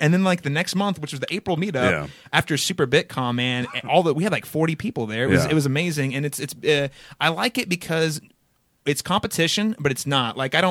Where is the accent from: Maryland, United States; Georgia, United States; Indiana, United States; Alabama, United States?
Indiana, United States; Connersville; But I spent my most formative years probably in a little town called Connersville, Indiana.